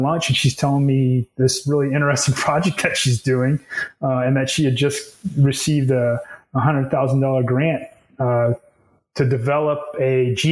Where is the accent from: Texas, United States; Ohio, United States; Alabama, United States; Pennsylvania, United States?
Texas, United States; I'm from Texas, grew up in Texas